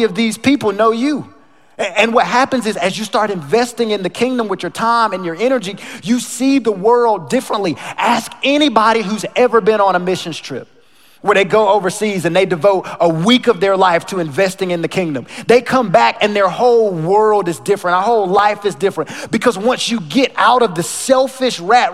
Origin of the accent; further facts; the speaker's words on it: North Carolina, United States; now in Texas, United States; I grew up in North Carolina in a small town, smaller than Sugar Land, smaller than Rosenberg.